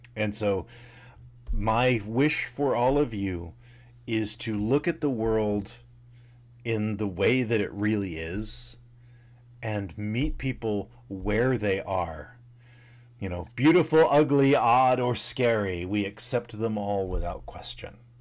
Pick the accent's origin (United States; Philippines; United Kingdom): United States; the South; growing up in the South in the, you know, seventies and eighties